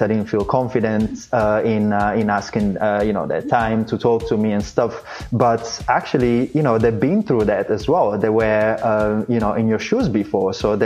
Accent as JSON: {"language": "English", "country": "Italy", "also_born_or_lived": "Florence / London", "moved": "as an adult", "lives_now": "New York City, United States", "said": "I'm actually originally from Italy"}